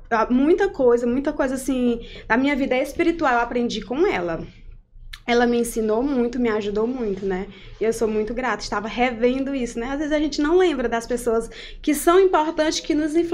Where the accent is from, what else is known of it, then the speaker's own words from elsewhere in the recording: Castelo do Piauí, Piauí, Brazil; also born or lived in Sigefredo Pacheco; now in Parnaíba, Brazil; Bem, eu sou natural de Castelo do Piauí, na verdade, né? Nos meus documentos consta a naturalidade de lá.